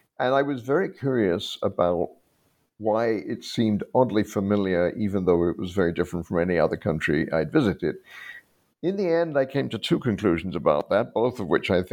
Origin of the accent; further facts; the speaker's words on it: United Kingdom; I grew up in Britain. My background was that of a refugee family